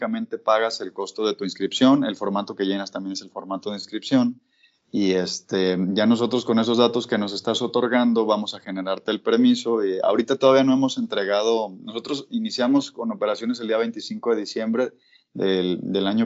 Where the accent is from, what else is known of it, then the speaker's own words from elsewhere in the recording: Guadalajara, Jalisco, Mexico; yo soy de aquí de Guadalajara